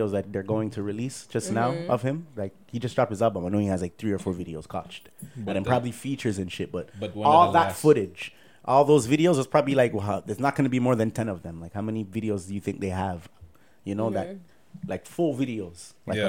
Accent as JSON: {"language": "English", "town": "Toronto", "region": "Ontario", "country": "Canada", "tie": "born or raised there", "also_born_or_lived": "Edmonton", "said": "I grew up in Wolner, Jane and Wolner. I moved from Wolner to Pelham in grade 2"}